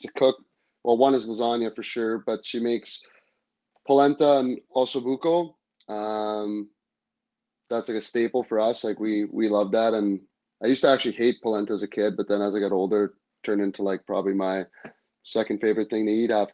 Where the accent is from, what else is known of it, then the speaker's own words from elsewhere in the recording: Toronto, Ontario, Canada; growing up being from Toronto